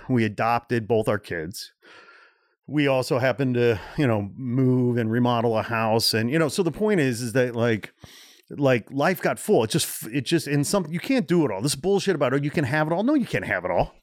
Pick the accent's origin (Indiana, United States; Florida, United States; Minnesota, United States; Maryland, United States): Indiana, United States; Portage; born or raised there; also born or lived in Gary, Indiana